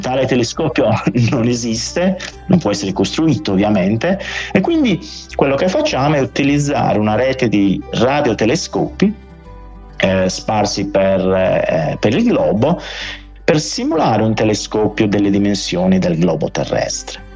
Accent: Orune, Sardinia, Italy; io sono cresciuto ad Orune, quindi in pienissima Barbagia

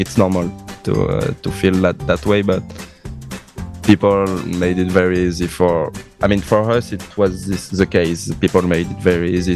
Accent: Toulouse, Occitania, France; English is a second language; moved away as an adult; now in Cosenza, Italy; I'm coming from uh, Tolosa, uh, it's a big

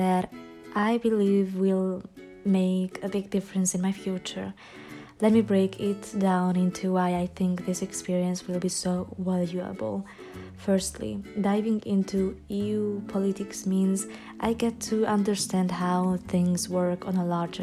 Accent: Debrecen, Hajdú-Bihar, Hungary; moved away as an adult; now in Budapest, Hungary; I'm Hungarian. I was born and raised in Debrecen, but currently I reside in Budapest due to my studies.

